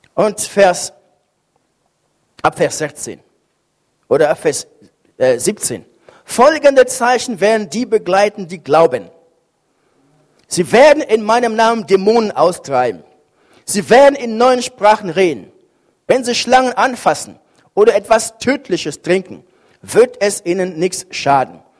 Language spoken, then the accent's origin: German; Cameroon; now in Bremen, Germany; Kameruns, wo ich herkomme